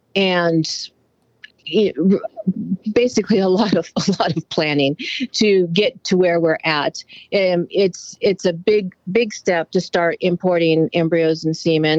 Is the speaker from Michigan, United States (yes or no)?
no; California, United States; I was born and raised in California. My family is horse training and ranching life for many, many generations. So being in the country, I grew up in 4-H and FFA.